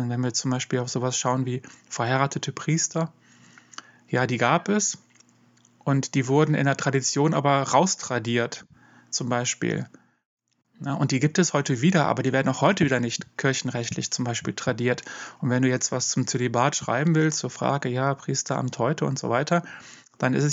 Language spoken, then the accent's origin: German; Dortmund, North Rhine-Westphalia, Germany; ich habe auch in Dortmund, wo ich herkomme, von der TU Dortmund eben auch systematische Theologie gelehrt.